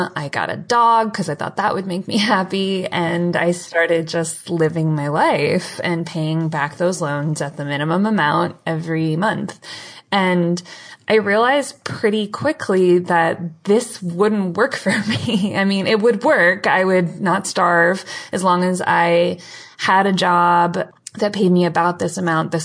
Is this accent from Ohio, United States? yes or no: yes; Cleveland, Ohio, United States; moved away; also born or lived in Michigan; I grew up in Cleveland, Ohio, and a little bit in Michigan.